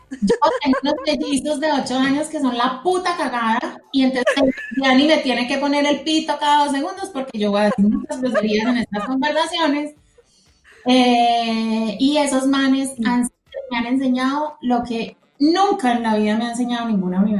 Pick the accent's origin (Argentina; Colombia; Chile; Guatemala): Colombia; Manizales, Caldas; also born or lived in Medellín; Soy de Medellín, criada en Manizales, o sea, ahí es donde nos se conectan todas nuestras historias.